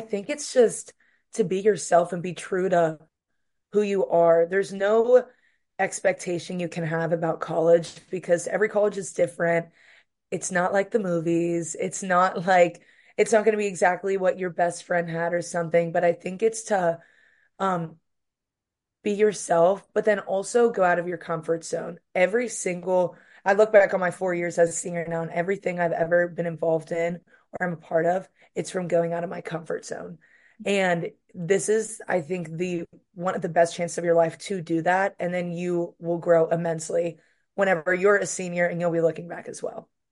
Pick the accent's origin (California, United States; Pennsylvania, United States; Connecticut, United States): Pennsylvania, United States; Pittsburgh; moved away as an adult; now in Oxford, Mississippi, United States; I'm from Pittsburgh, Pennsylvania